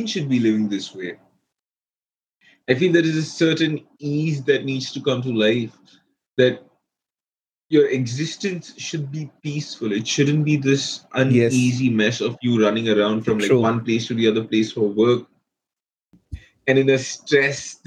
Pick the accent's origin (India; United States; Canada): India; growing up in India